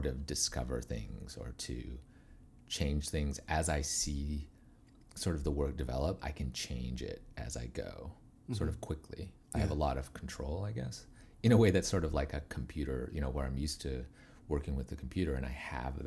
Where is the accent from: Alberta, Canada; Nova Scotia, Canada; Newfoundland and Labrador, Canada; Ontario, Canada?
Alberta, Canada; Calgary; moved away; I grew up in St. Albert, Alberta, which is north of Edmonton, when I was very young, and then lived in Calgary, Alberta, so Western Canada